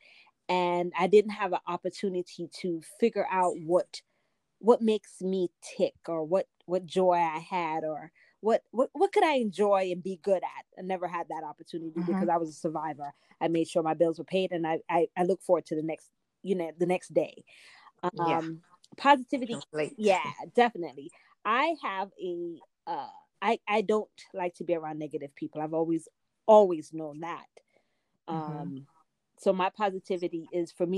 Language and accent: English; Jamaica; also born or lived in New York; now in United States; I grew up in Jamaica, came to the US. I lived in New York for a while.